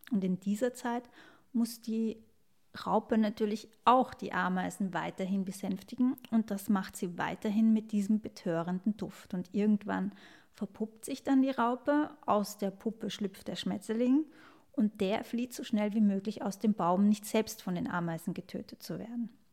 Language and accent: German; Vienna, Austria; Ich als Wienerin in einer Großstadt